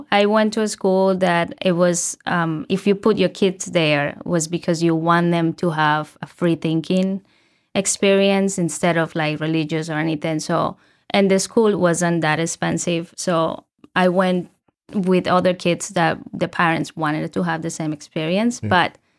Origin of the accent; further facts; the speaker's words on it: Colombia; English is a second language; I mentioned already I'm from Colombia.